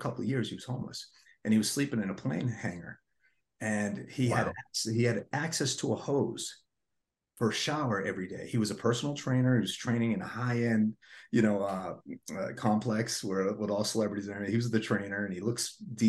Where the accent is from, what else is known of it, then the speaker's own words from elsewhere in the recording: Boston, Massachusetts, United States; moved away; also born or lived in Los Angeles; I grew up in Massachusetts in Boston, like liberal capital